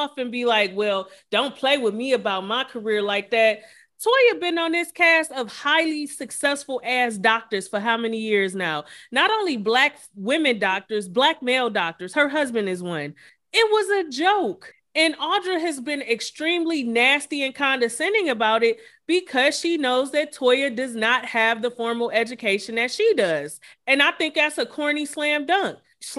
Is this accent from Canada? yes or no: no; Ghana; Well, I'm Ghanaian, so you don't do that to me.